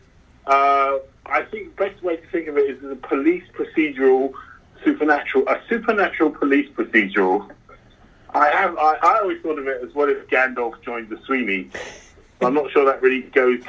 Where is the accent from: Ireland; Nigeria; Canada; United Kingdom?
United Kingdom; London; I'm a Londoner